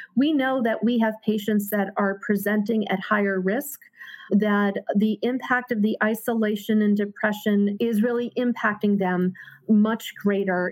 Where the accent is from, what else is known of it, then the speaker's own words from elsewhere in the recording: Hartford, Connecticut, United States; born and raised in Hartford